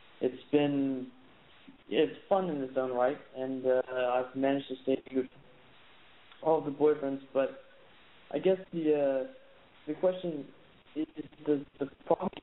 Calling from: Copenhagen, Capital Region of Denmark, Denmark; I'm calling from Copenhagen, Denmark

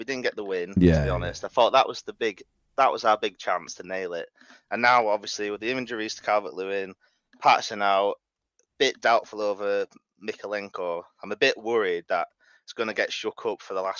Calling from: North West England, United Kingdom; I live up in Cumbria, Lake District.

